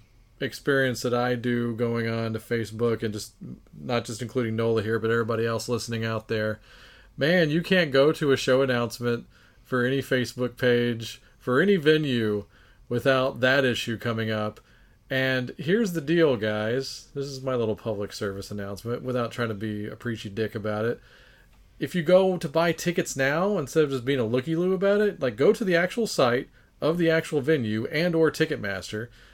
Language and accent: English; Texas, United States; we're from Texas